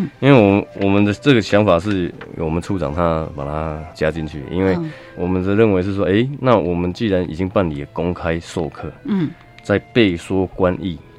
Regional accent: Kinmen, Fujian Province, Taiwan; moved away; 是我本身是金门人，

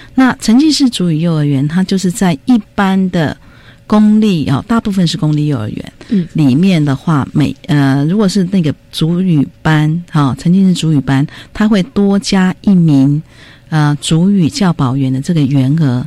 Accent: Taiwan; 我们，呃，原住民隔代教养比较多

